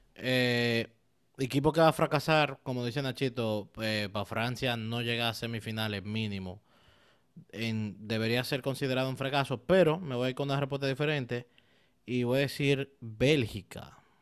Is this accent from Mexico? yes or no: no; Dominican Republic; yo como buen dominicano, e italiano en teoría